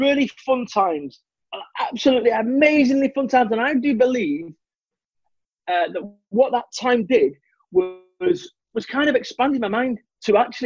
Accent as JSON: {"language": "English", "town": "Manchester", "region": "North West England", "country": "United Kingdom", "said": "I'm from Manchester, which is urban. Where I live now, it's like rural"}